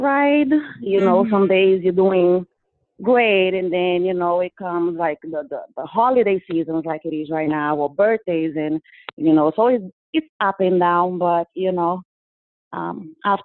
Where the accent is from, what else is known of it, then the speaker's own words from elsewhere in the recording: Brazil; English is a second language; moved away as an adult; I am originally from Brazil. You probably noticed a lot of accent in my speech. But I've been living here